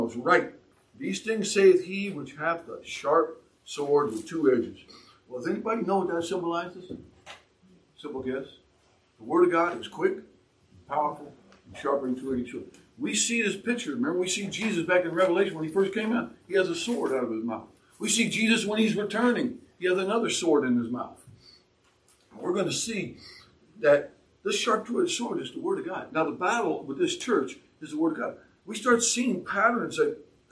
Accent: San Francisco, California, United States; I grew up in San Francisco. I lived there. I know the politics very, very well

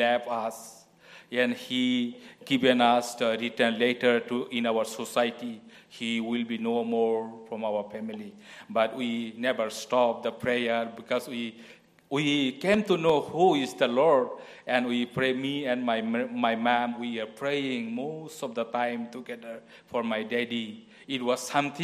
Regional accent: India; moved away; I am from India

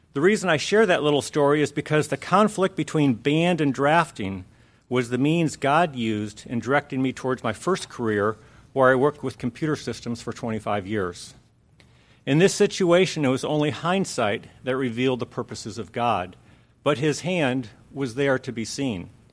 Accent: Lake Havasu City, Arizona, United States; moved away as an adult; also born or lived in Phoenix, Arizona; When I was eight, we moved to Lake Havasu City, where I spent the rest of my childhood

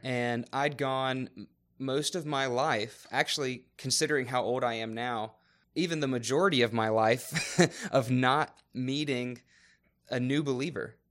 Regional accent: Raleigh, North Carolina, United States; moved away; I was born and raised in Raleigh, North Carolina

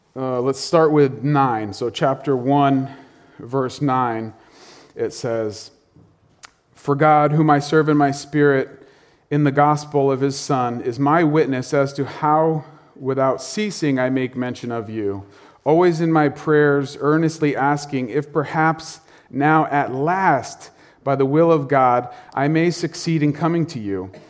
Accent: North Stonington, Connecticut, United States; I grew up in North Stonington

